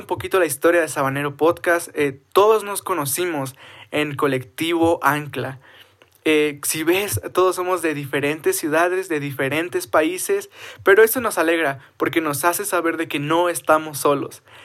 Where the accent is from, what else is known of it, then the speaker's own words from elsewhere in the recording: Cuauhtémoc, Chihuahua, Mexico; soy de la ciudad de Cuauhtémoc, Chihuahua, México